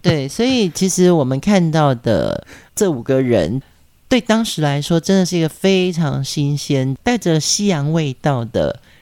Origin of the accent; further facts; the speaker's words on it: Pingtung County, Taiwan; 屏东是我的家乡